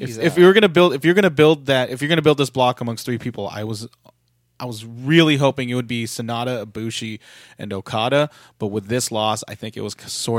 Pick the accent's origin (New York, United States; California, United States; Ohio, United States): California, United States; San Francisco; and say, this is my home turf, even though I'm actually from San Francisco.